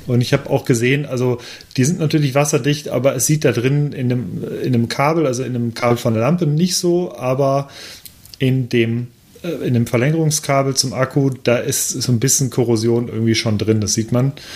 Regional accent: Cologne, North Rhine-Westphalia, Germany; als gebürtiger Kölner

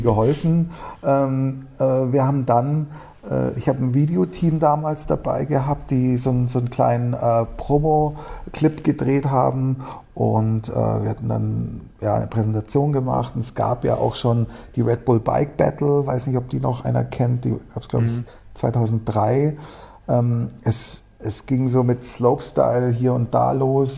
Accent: Munich, Bavaria, Germany; komme aus München, bin, hier, äh, bin auch in München geboren

